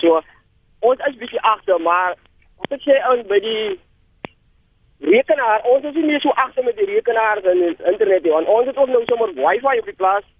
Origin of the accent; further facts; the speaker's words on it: Karoo, South Africa; moved away; ek het in die Karoo groot geword